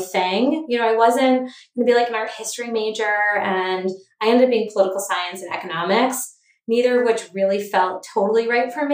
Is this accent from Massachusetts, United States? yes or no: yes; Cape Cod, Massachusetts, United States; also born or lived in Boston; I grew up on Cape Cod